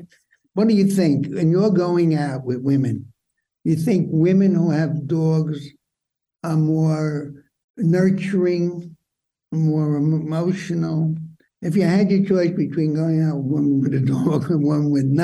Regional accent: New York City, New York, United States; when I grew up in Brooklyn

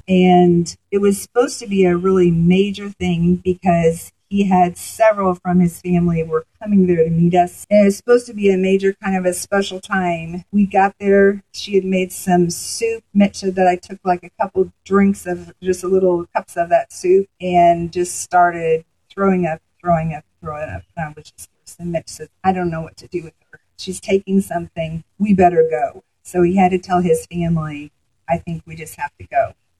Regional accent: United States; Most of the things there in the town, they mostly thought I was from Canada. So I was definitely not showing to be an American person.

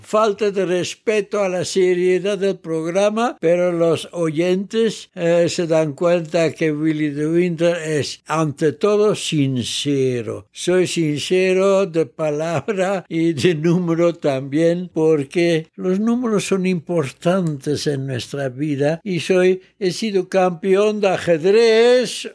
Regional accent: Netherlands; moved away as an adult; now in Mexico; Quedó sola mi mamá como única mexicana en Holanda y me dijo, vamos a México

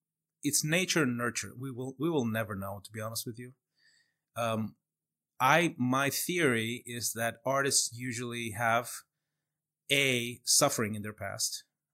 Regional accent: Chile; also born or lived in Moscow, Russia; So I was born in Moscow, and my mom is Russian. My dad's Chilean. So like if you look, if you're watching this, not listening to it, but I look completely Latin, right? Like I don't look Slavic at all. It's because of my dad. So we moved to Chile when I was like 4 years old

